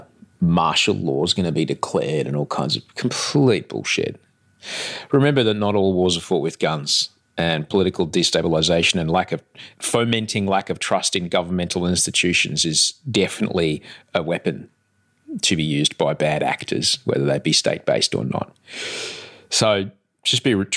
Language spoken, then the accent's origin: English; Sydney, New South Wales, Australia; I'm from Sydney, Australia, but right now I'm in Melbourne, Australia